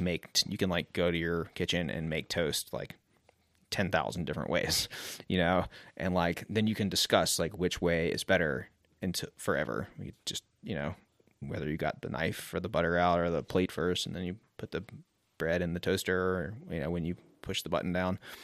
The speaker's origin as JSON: {"language": "English", "town": "Mobile", "region": "Alabama", "country": "United States", "tie": "born or raised there", "moved": "as an adult", "lives_now": "Asheville, United States", "said": "I grew up on the Gulf Coast in Mobile, Alabama. Um, and I moved here when I was eighteen to ride mountain bikes."}